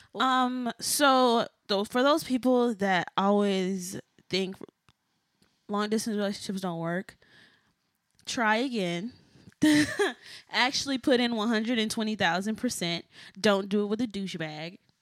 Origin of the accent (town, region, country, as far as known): Texas, United States; moved away as an adult; also born or lived in Boston